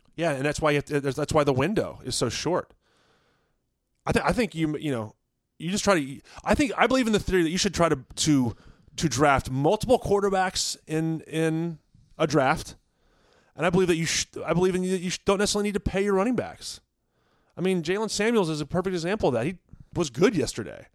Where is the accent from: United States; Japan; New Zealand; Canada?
United States; Virginia; where I grew up in Virginia